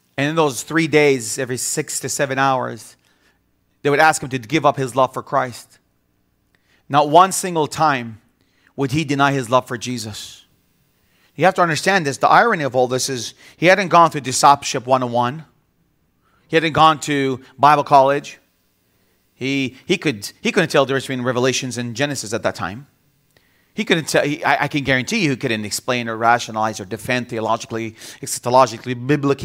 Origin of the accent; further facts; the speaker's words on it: Bethlehem, West Bank, Palestine; also born or lived in Jerusalem; I was born in Jerusalem, and I grew up in the city of Bethlehem all my life.